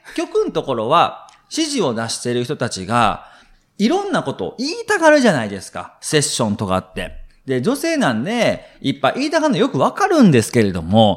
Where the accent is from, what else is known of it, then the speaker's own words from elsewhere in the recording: Shiga, Japan; 自分の実家滋賀県なんですけれども